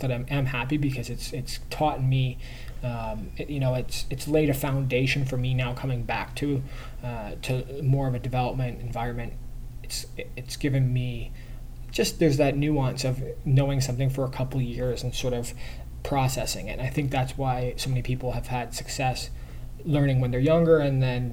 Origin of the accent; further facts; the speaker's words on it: Canada; I'm Canadian